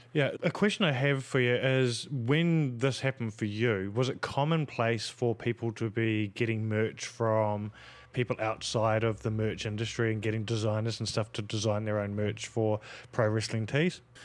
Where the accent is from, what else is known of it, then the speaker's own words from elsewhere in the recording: New Zealand; growing up in New Zealand in a Polynesian